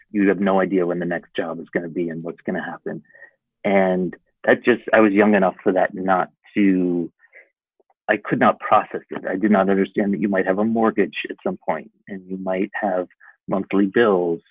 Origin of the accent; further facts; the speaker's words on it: East Lyme, Connecticut, United States; moved away as an adult; now in Los Angeles, United States; I was so lucky to grow up in the town that I did